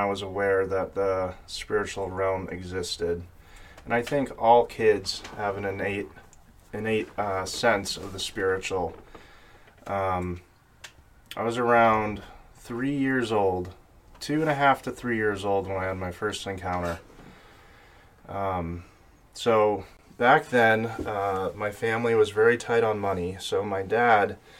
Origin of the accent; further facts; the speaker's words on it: Sterling, Massachusetts, United States; I'm from Sterling, Massachusetts